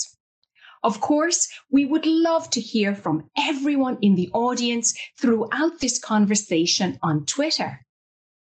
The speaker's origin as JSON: {"language": "English", "region": "New York", "country": "United States", "tie": "born or raised there", "said": "my hometown, New York"}